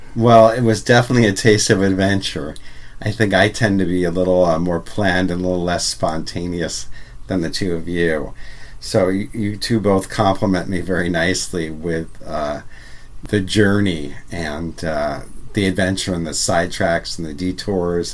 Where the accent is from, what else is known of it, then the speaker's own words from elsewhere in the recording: Ramsey, New Jersey, United States; moved away; growing up in New Jersey